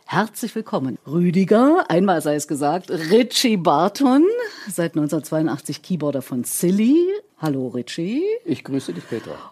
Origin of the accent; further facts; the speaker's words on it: Erfurt, Thuringia, Germany; Und Jörg, Thüringer, so wie ich. Ich komme aus Erfurt, du aus Gera.